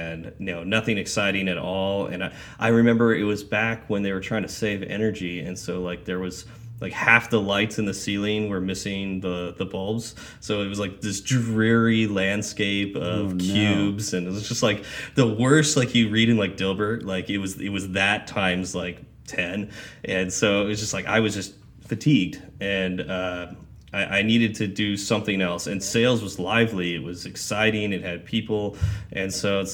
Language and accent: English; Lancaster or Palmdale, California, United States; moved away as an adult; also born or lived in Fresno, California / Wichita, Kansas / Las Cruces, New Mexico; I grew up in Lancaster or Palmdale, went to Fresno State for 3